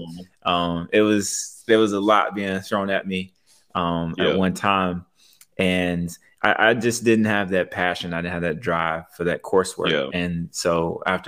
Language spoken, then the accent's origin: English; Louisville, Kentucky, United States; moved away as an adult; also born or lived in South Florida; now in West Palm Beach, United States; I'm from Louisville, Kentucky, and I used to work for the Louisville Metro Police Department